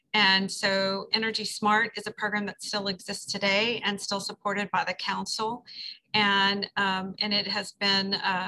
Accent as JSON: {"language": "English", "region": "Texas", "country": "United States", "said": "the first time I lived in New Orleans, I came from Texas."}